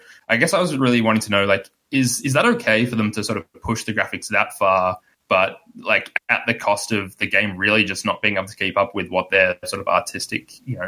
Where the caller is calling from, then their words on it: Melbourne, Victoria, Australia; from Melbourne, Australia.